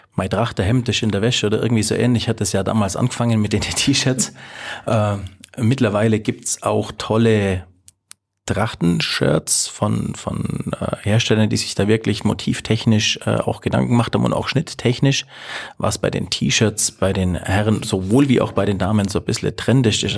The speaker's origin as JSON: {"language": "German", "area": "Allgäu", "region": "Bavaria", "country": "Germany", "said": "bei uns im Allgäu"}